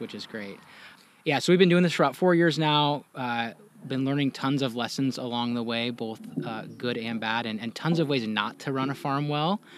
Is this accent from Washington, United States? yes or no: yes; Washington, United States; I grew up mostly in Washington State